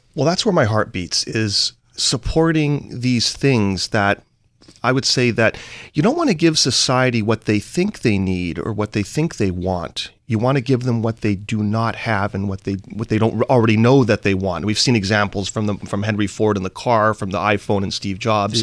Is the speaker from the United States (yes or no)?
no; Vancouver, British Columbia, Canada; I'm from Vancouver, Canada, and what software is to Seattle is what, let's say, energy, commodities, natural resources are to Vancouver, Canada